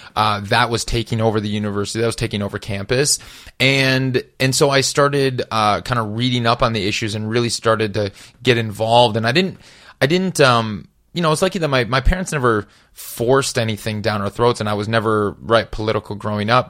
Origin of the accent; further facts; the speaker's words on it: Madison, Wisconsin, United States; moved away as an adult; also born or lived in Minneapolis, Minnesota; I grew up in Wisconsin